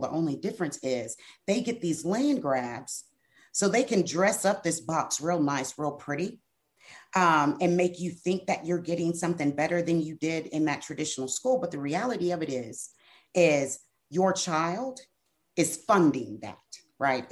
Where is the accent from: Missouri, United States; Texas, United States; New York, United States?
Texas, United States; Brenham; I am from Washington County. Brenham, Texas